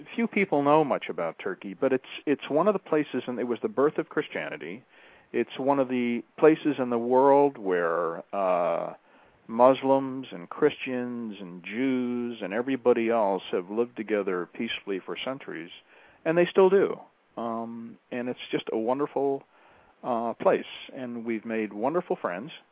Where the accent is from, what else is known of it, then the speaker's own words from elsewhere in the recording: United States; when people would ask me, "Where are you from?" I'd say, "Oh, America."